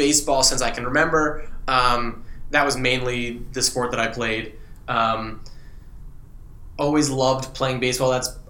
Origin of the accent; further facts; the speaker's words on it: Wilmington, Delaware, United States; moved away; so I grew up in Wilmington, Delaware, probably half an hour or so south of Philadelphia.